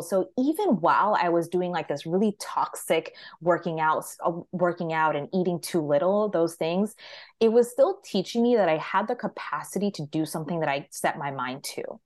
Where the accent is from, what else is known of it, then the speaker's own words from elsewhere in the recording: Maryland, United States; I'm from Maryland.